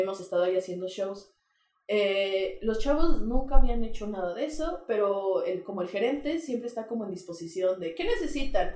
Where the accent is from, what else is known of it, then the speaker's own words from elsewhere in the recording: Querétaro, Mexico; sí soy queretana, este... De toda la vida también